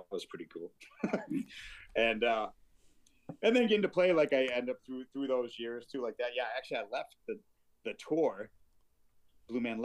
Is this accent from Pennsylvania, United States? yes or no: no; Syracuse, New York, United States; I'm from Syracuse